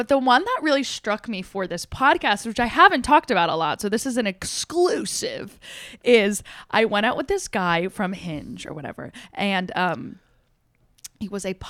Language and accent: English; New Jersey, United States; So we were a big comedy house, and we're from the Jersey Shore, so we're all like assholes.